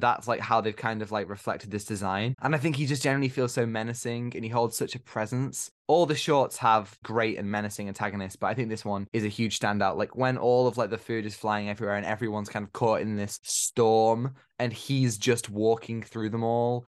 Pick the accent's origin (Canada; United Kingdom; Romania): United Kingdom; as Brits ourselves, as we are literally from United Kingdom